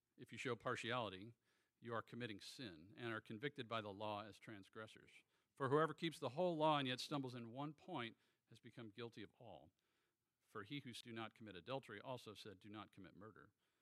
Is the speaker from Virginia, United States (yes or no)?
yes; Virginia, United States; also born or lived in Norfolk, Virginia; I'm a Virginia native. I was born in Norfolk, so I love the great Commonwealth. I'm a graduate of Lake Braddock Secondary School